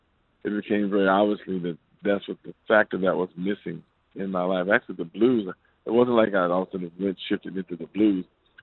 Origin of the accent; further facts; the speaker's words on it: Compton, California, United States; I'm from Compton, man.